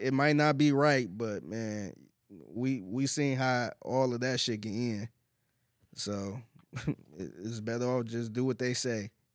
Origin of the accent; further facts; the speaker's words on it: Cleveland, Ohio, United States; now in Houston, United States; I'm originally from Cleveland and I'm from the hood